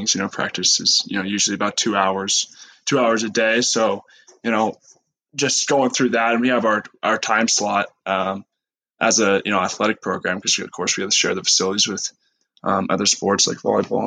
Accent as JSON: {"language": "English", "town": "Missoula", "region": "Montana", "country": "United States", "tie": "born or raised there", "also_born_or_lived": "Arizona", "moved": "as an adult", "said": "I was raised in Missoula, Montana"}